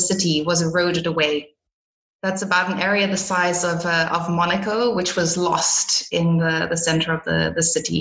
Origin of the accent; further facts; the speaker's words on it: Botswana; moved away; also born or lived in South Africa / Belgium / Portugal; I am a Belgian citizen, but I was born in South Africa and raised in Botswana.